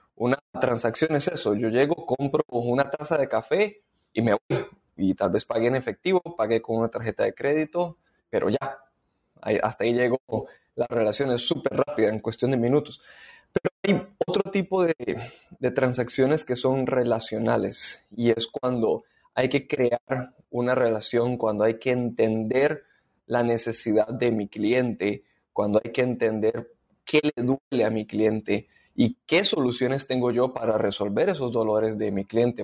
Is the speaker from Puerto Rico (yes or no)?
no; Costa Rica; moved away as an adult; now in Panama; soy costarricense, pero en el 2012 vine a vivir a Panamá